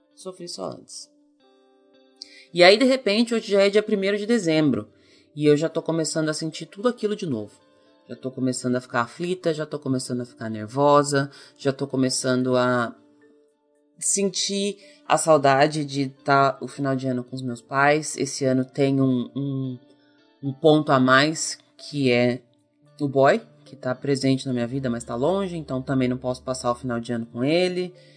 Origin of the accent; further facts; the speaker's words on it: Ourinhos, São Paulo, Brazil; moved away; also born or lived in Santos; Eu sou nascida em Santos, mas eu me mudei muito, muito bebê para Ourinhos, que é a cidade onde meus pais moram até hoje, e a gente morou em duas casas lá